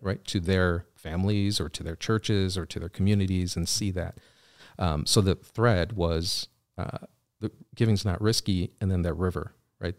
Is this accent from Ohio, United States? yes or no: no; Wheaton, Illinois, United States; also born or lived in Chicago, Illinois; I grew up in Wheaton